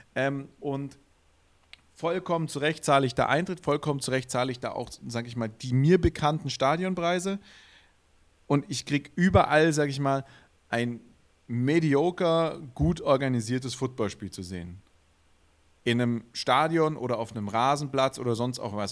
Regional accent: Swabia, Germany; accent: Swabian; als Schwabe würde ich einfach Straubing Spiders sagen, ja. Weil ein SP und ein ST ist im Schwäbischen immer ein Sch

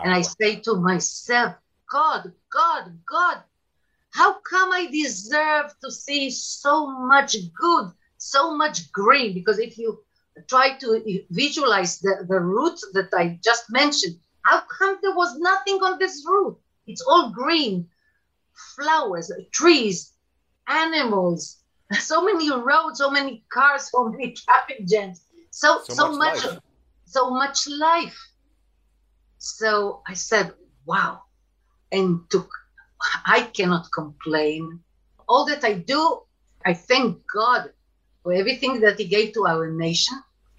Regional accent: Bnei Brak, Tel Aviv District, Israel; I was born in Tel Aviv, but then right away moved to Bnei Brak

